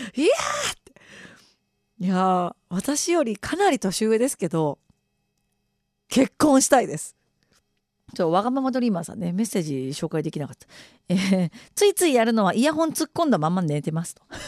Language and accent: Japanese; Okayama, Japan; moved away as an adult; also born or lived in Tottori / Shimane; 私岡山出身なんですけど